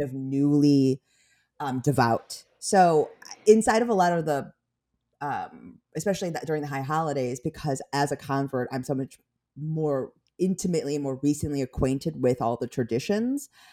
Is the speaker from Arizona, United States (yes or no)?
no; Skokie, Illinois, United States; also born or lived in Korea / Chicago; I grew up in, like, Skokie